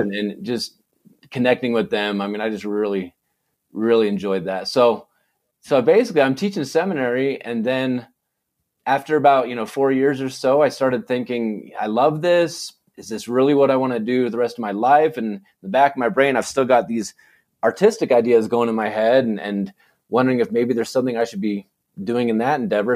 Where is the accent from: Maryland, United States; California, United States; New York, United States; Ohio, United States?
California, United States; Saratoga; moved away as an adult; also born or lived in Provo, Utah; now in Snowflake, United States; I was born and raised in, uh, in California, in the Bay Area